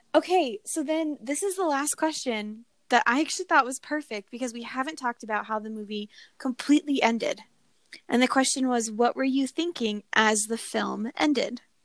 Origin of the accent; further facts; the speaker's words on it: near Fort Carson, Colorado, United States; I grew up near Fort Carson.